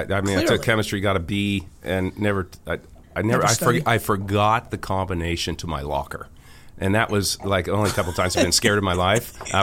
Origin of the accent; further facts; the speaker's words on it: Healdsburg, California, United States; moved away as an adult; I'm from Hillsburg, California, Sonoma County, and was there for, I moved out in 1985